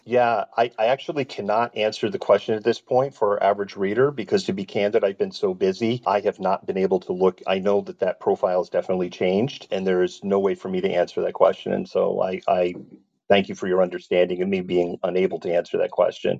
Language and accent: English; United States; I'm from the United States.